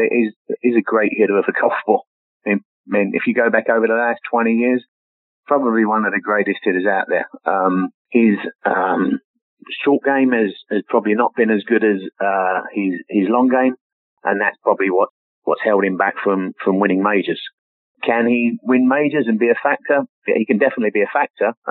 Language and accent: English; England, United Kingdom; moved away; that was one of the few pictures, golf pictures, that I brought over me when I, I came over from England